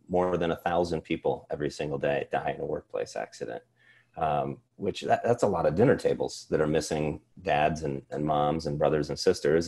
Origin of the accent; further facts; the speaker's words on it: Cedar Rapids, Iowa, United States; I grew up here in Iowa.